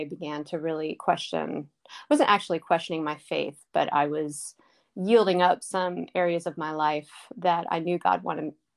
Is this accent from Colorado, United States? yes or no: no; Baltimore, Maryland, United States; now in North Carolina, United States; when I was 10 years old, I'm from Baltimore. My parents were attending, they had grown up in a church, and we were attending that church